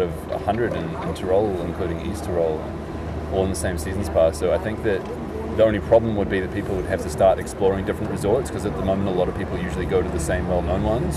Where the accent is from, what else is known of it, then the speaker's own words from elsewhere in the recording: New Zealand; moved away; in New Zealand, where I'm from